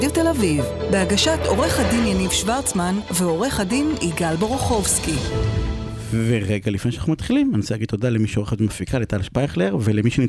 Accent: Israel; אנחנו ישראלים, אה, אנחנו אה, אומת הסטארט-אפ

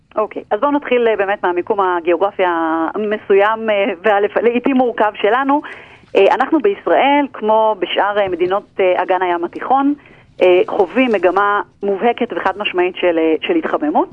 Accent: Israel; אנחנו כישראלים

